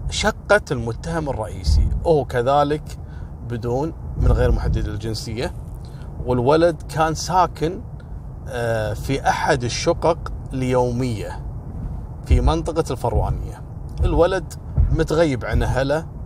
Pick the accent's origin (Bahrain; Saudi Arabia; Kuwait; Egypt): Kuwait; هذا الموضوع وصل لأعلى مستويات عندنا في الكويت